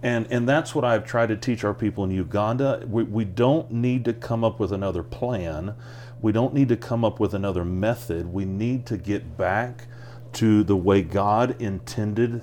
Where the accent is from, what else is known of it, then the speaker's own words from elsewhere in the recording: United States; moved away as an adult; I'm an American just like anybody else.